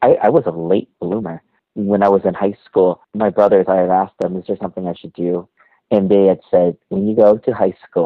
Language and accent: English; Berkeley, California, United States; I'm not from Hawaii. I'm from Berkeley.